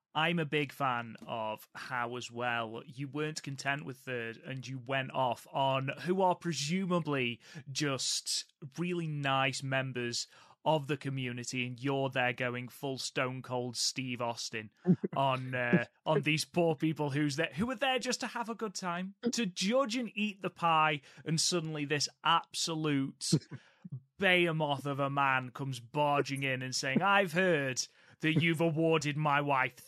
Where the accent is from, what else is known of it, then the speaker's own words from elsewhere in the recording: England, United Kingdom; I am an Englishman.